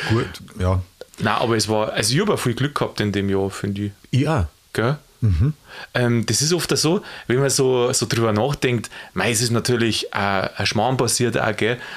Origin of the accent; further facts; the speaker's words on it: Bavaria, Germany; weil ich komme aus der Gegend da, {S1} Sagst Landkreis {S0} Landshut, und ich sage immer Gold und Gold.